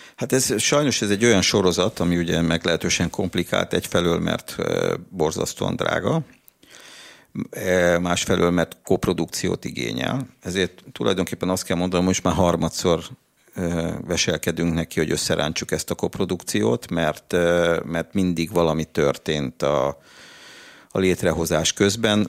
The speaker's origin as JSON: {"language": "Hungarian", "region": "Budapest", "country": "Hungary", "tie": "born or raised there", "said": "pesti fiú vagyok, aki mindig focizott a téren, az iskolában"}